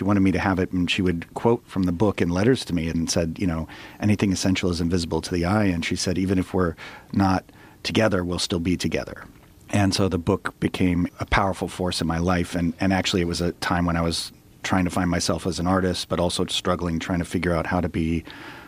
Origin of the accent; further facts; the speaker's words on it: Vermont, United States; moved away as an adult; I took French class starting in first grade, growing up in Vermont and in high school